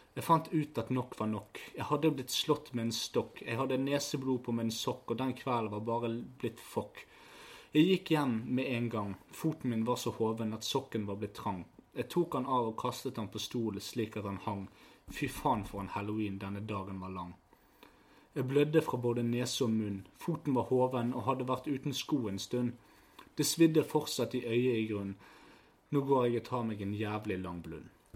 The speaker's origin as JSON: {"language": "Norwegian", "town": "Bergen", "region": "Vestland", "country": "Norway", "said": "vi er fra Fyllingsdalen."}